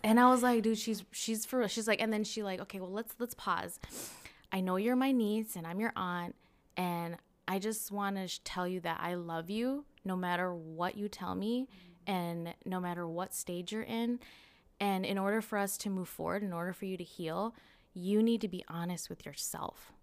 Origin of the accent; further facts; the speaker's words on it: Cottage Grove, Minnesota, United States; also born or lived in Saint Paul, Minnesota; I was born and raised in Cottage Grove, Minnesota.